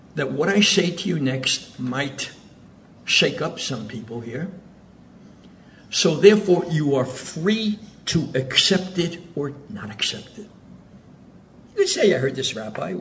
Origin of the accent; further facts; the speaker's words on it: Zurich, Switzerland; now in Oceanside, United States; So I was born in Switzerland. My father was a rabbi in Zurich.